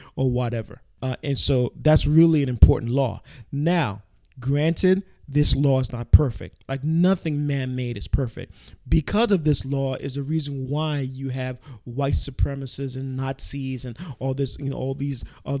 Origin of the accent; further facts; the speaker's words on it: New York City, New York, United States; I'm a New Yorker native through and through.